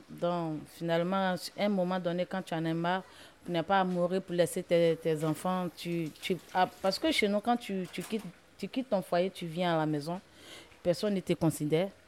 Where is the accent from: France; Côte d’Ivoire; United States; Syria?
Côte d’Ivoire; moved away; Je viens de la Côte d'Ivoire. Je suis arrivée ici en 2019, fin 2019.